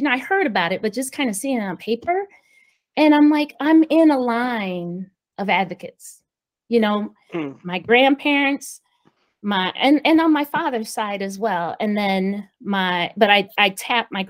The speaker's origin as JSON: {"language": "English", "town": "Peoria", "region": "Illinois", "country": "United States", "said": "I'm from Peoria, Illinois, small city, central Illinois"}